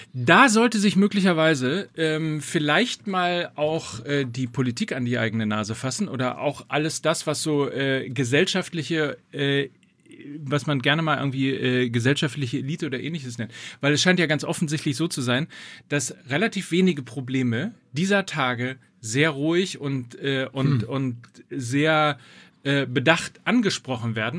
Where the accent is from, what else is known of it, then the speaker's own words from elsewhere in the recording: North Rhine-Westphalia, Germany; ich komme ja aus Ostwestfalen